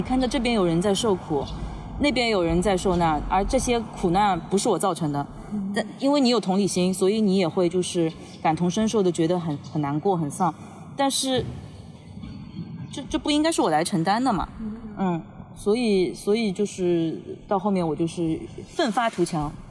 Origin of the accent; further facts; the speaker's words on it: Shanghai, China; 所以我很爱我的城市的，其实，然后也很自豪我是呃出生在上海，然后长大在上海，就是很爱这个城市嘛。